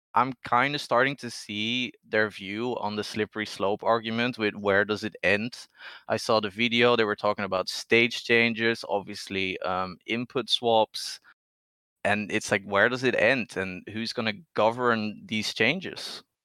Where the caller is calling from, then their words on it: Netherlands; The Netherlands. It's very late here.